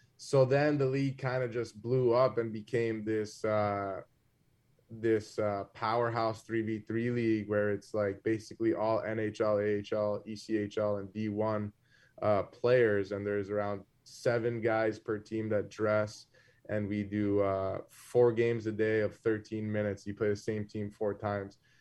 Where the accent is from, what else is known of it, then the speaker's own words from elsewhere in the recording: South Florida, United States; when I was growing up in Florida